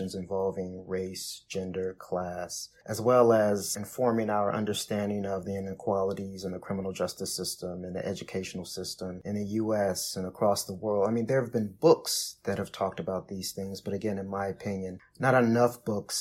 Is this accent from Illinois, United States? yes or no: yes; Chicago, Illinois, United States; I'm from Chicago